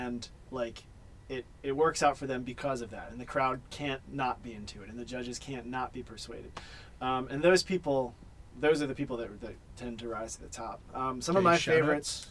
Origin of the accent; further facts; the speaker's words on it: Philadelphia, Pennsylvania, United States; moved away; I'm originally from Philly